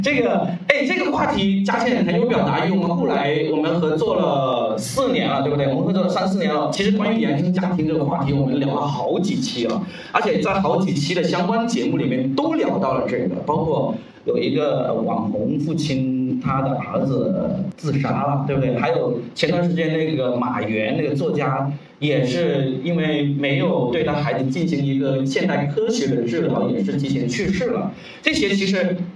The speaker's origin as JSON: {"language": "Chinese", "region": "Guangdong", "country": "China", "second_language": "Chinese", "said": "我说广东人，呃，我的普通话当时真的是非常地差了"}